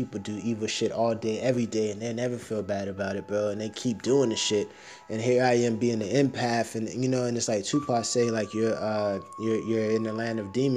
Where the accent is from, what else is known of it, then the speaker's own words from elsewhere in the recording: United States; I'm American